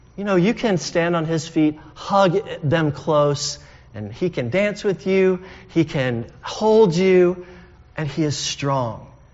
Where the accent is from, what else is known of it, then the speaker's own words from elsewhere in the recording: United States; also born or lived in United Kingdom; We're Americans